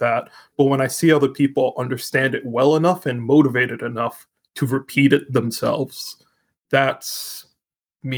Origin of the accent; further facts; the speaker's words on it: Canada; I am Canadian